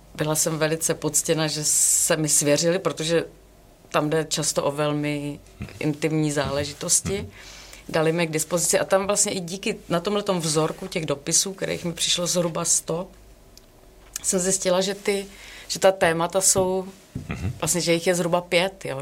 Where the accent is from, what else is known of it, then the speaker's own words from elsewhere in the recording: Brno, South Moravian Region, Czechia; já jsem z Brna